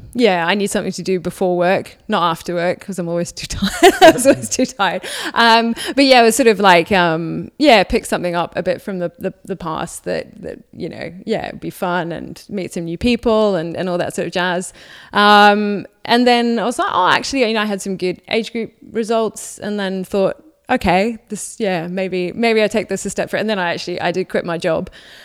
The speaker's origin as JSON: {"language": "English", "town": "Waiuku", "region": "Auckland", "country": "New Zealand", "tie": "born or raised there", "also_born_or_lived": "Whangarei / United Kingdom", "moved": "as an adult", "said": "So I was born in Whangarei, then grew up in Waiuku, and then in Auckland."}